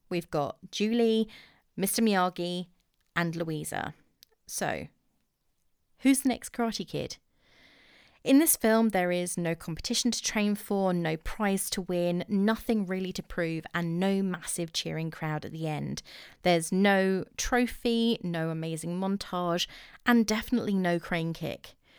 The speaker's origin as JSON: {"language": "English", "region": "England", "country": "United Kingdom", "accent": "English", "said": "I'm too English."}